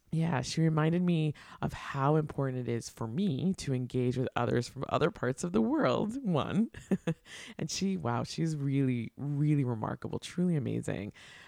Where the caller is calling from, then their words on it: Brooklyn, New York, United States; I am joining from the Stolen Lands Water and Air, stewarded by the Munsee, Lenape, and Canarsie Nations in what is currently known as Brooklyn, New York